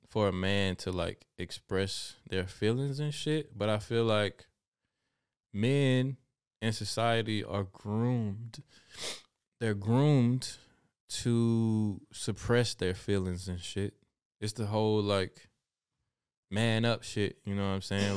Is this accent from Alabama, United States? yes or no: yes; Alabama, United States; now in Germany; I did see hummingbirds growing up in Alabama